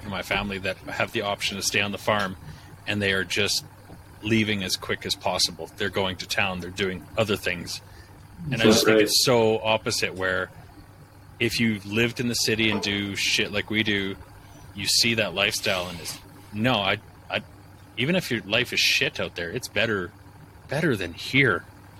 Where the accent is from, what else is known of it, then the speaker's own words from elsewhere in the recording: Vancouver, British Columbia, Canada; Yeah, but I'm from Vancouver, so I'm rich.